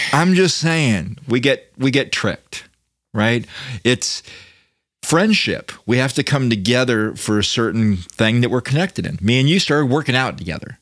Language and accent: English; Daytona Beach, Florida, United States; I grew up in Daytona